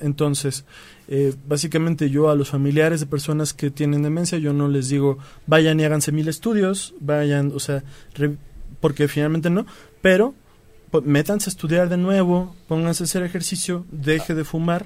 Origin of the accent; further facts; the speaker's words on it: Mexico; los mexicanos somos sensibles